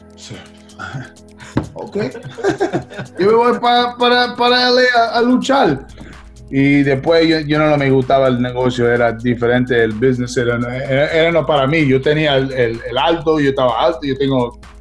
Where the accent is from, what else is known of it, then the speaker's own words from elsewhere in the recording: New York, United States; Spanish is a second language; moved away as an adult; also born or lived in Brooklyn, New York; now in Los Angeles, United States; yo nací en, en Brooklyn, pero yo soy de Queens